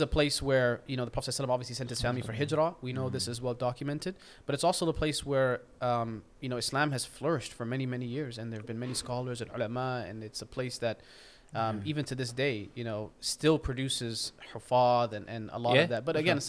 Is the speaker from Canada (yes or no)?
yes; Canada; This is just kind of my background. I mean, for me, I'm a Canadian Muslim.